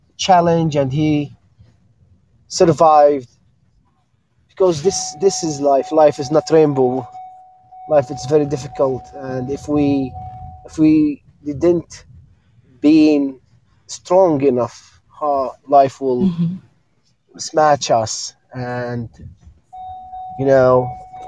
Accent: Jordan; I'm from Jordan.

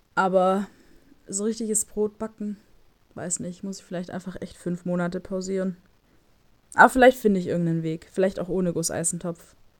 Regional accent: Stuttgart, Baden-Württemberg, Germany; moved away; bei uns in Stuttgart

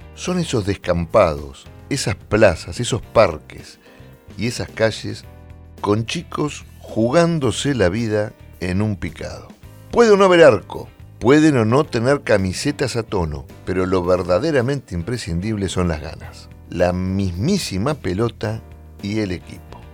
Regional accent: Argentina; nosotros los argentinos

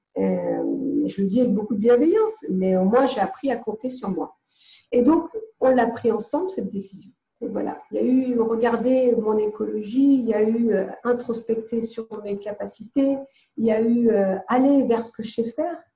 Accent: Nantes, Pays de la Loire, France; moved away as an adult; also born or lived in London / Morocco (family); now in Côte d'Azur, France; À vingt et un ans, euh, je suis partie de Nantes, euh, avec cinquante francs dans les poches et je suis partie à Londres

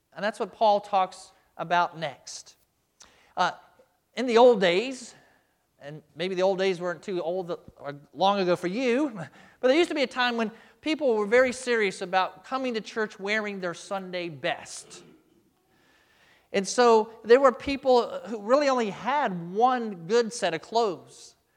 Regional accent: United States; as American Christians

